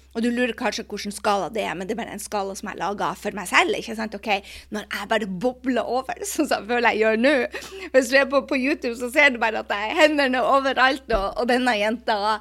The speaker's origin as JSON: {"language": "Norwegian", "country": "Norway", "moved": "yes", "said": "når jeg er hjemme i Norge"}